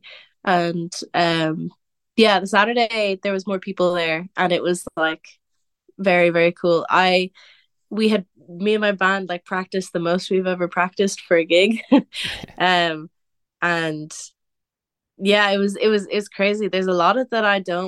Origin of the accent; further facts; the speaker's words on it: Wicklow, Leinster, Ireland; also born or lived in Cork; growing up in Wicklow, especially where I live in Wicklow